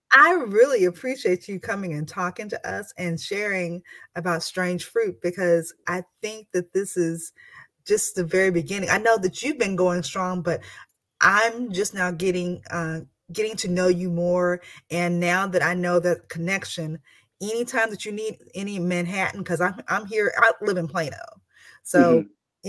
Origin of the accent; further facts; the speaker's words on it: Texas, United States; I'm from Texas